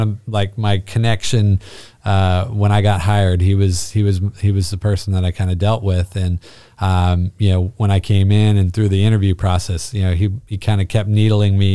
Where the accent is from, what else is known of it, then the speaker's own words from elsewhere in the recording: Bishop, California, United States; moved away as an adult; also born or lived in Panorama City, California; born and raised Californian.